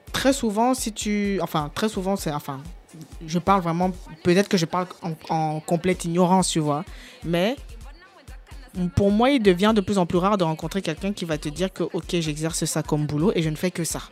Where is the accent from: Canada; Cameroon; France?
Cameroon; je suis camerounais